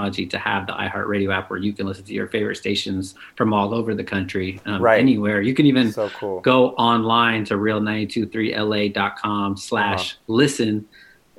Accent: North Bay, about an hour north of San Francisco, California, United States; moved away as an adult; now in Los Angeles, United States; I was born and raised in the North Bay, about an hour north of San Francisco

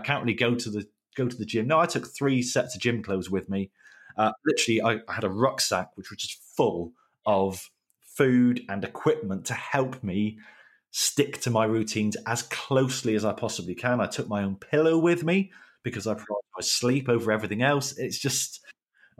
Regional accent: Plymouth, South West England, United Kingdom; So I'm from Plymouth.

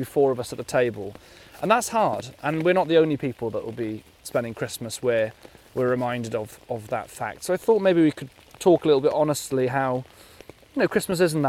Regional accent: West Wales, United Kingdom; moved away as an adult; now in London, United Kingdom; I'm from West Wales

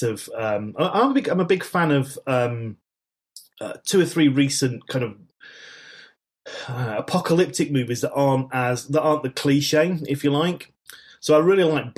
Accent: Manchester, North West England, United Kingdom; grew up in Manchester in the 1970s

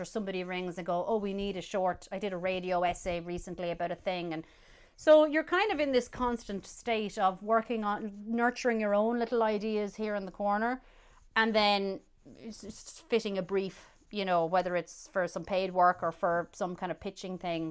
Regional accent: Roscommon, Connacht, Ireland; growing up in Roscommon

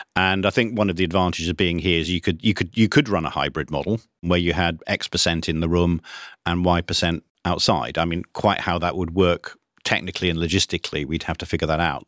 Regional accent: Cambridge, East of England, United Kingdom; I was brought up in Cambridge in the nineteen sixties

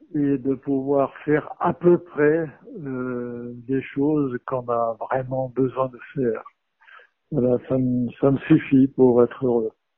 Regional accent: France; chez nous en France

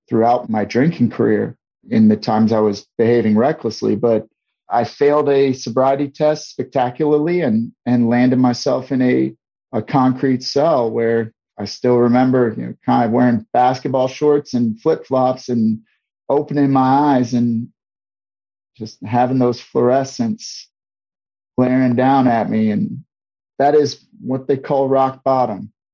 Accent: St. Louis, Missouri, United States; moved away as an adult; also born or lived in Guam; my hometown of St. Louis, Missouri

